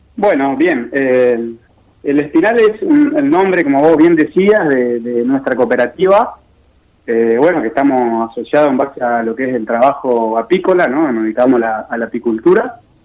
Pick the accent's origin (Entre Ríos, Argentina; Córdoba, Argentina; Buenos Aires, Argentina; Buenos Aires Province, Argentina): Entre Ríos, Argentina; Paraná; muchos integrantes de las que trabajamos ahí en la granja con la misma cooperativa somos de Paraná